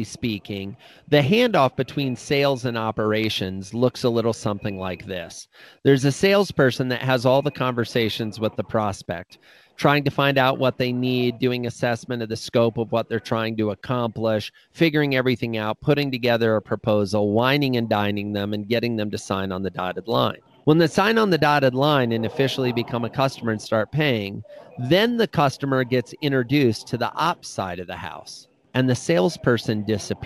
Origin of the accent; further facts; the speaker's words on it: Iowa, United States; I grew up in Iowa